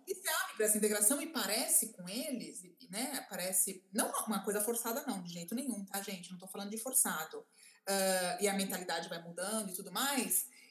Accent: Brazil; moved away; also born or lived in Italy; eu era brasileira

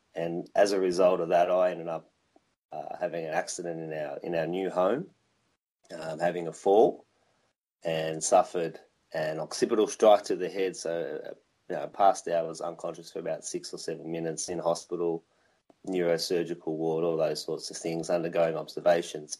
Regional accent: Victoria, Australia; now in Wollongong, Australia; I'm Australian and I grew up in a little place called Victoria

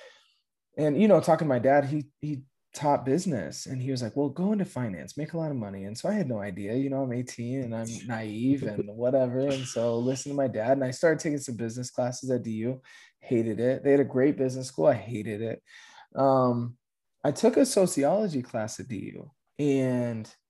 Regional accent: Aurora, Colorado, United States; Grew up, born and raised in Aurora, Colorado

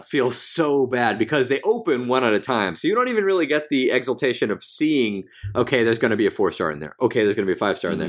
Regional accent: United States; I'm American

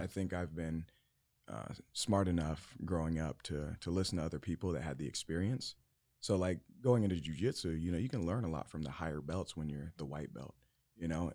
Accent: Yuma, Arizona, United States; I was born in Yuma, Arizona

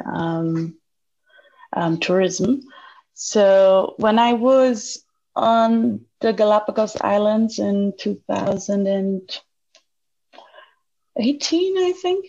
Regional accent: Germany; also born or lived in Austria; I'm here in Germany, where I come from. Due to the coronavirus, I had to move back to my home country

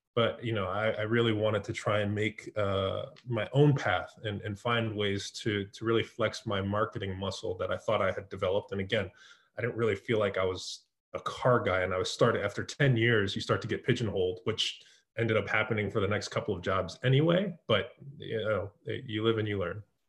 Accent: San Jose, California, United States; moved away; also born or lived in East Coast of the US; I was born in the Bay Area in San Jose.

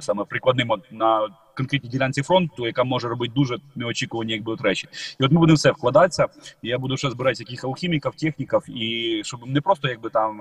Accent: Ukraine; Ми з України

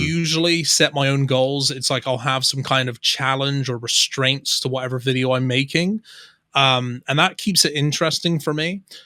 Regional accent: Somerset, South West England, United Kingdom; accent: Somerset; also born or lived in Bristol; I would say I have more of a Somerseitian accent, which is more of like a rural country accent because that's where I grew up

